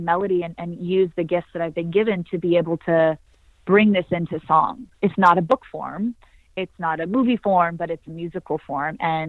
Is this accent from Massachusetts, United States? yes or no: no; Santa Cruz, California, United States; Yeah, my grandma would say that I came out of the womb wailing. I was a excited, powerful, passionate little girl, mm-hmm. fearless, surfing big waves growing up with my pops.